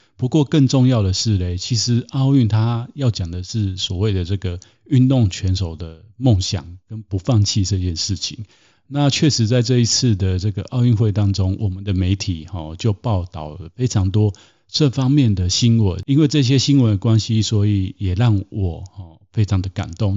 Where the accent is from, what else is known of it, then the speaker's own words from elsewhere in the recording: Taiwan; 我从小是在台湾长大